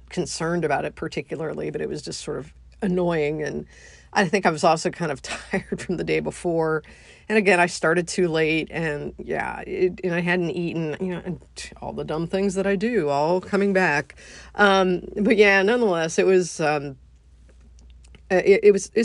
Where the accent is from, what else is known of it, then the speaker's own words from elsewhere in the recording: United States; being an American